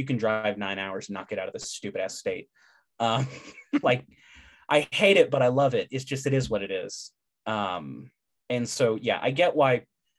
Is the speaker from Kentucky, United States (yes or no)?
no; Baytown, Texas, United States; I grew up outside of Houston in Baytown, went to school for 18 years in Baytown, unfortunately, at Robert E. Lee High School.